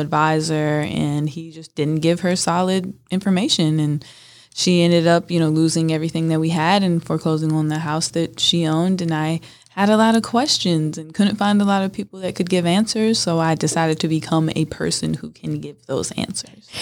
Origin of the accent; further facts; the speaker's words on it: Northern California, United States; I grew up in Northern California on a thousand acre ranch